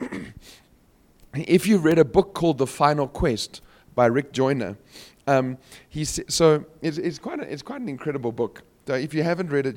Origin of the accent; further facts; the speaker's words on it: Cape Town, Western Cape, South Africa; I'm from Cape Town, so we've got some mountains